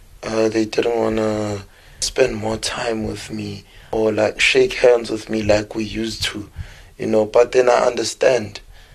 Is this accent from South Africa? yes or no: yes; Soweto, Gauteng, South Africa; moved away as an adult; now in Grahamstown, South Africa; I was born and raised in Diepkloof, Soweto. I currently live in Grahamstown, Eastern Cape, and I'm a student in Rhodes University.